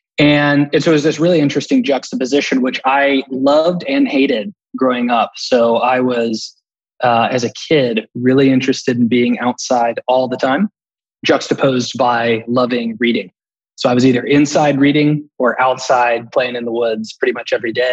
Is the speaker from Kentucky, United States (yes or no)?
yes; Campbell County, Kentucky, United States; I'm from Kentucky. Grew up in Campbell County, which is one of the three counties that butt up against the Ohio River and Cincinnati.